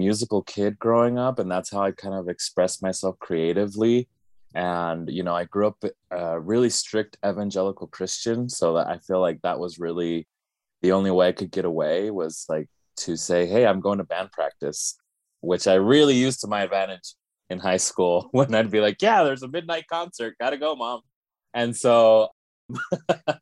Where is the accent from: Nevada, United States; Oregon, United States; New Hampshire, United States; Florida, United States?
Nevada, United States; Las Vegas; I was born and raised in Las Vegas